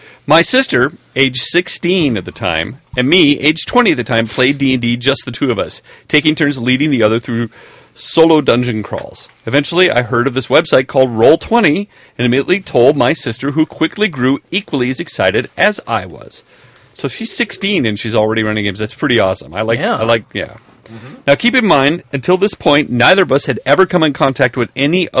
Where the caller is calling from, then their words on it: Sweden; I'm writing from Sweden to tell you of a gaming horror story. Now, Sweden is a great place to live in many ways.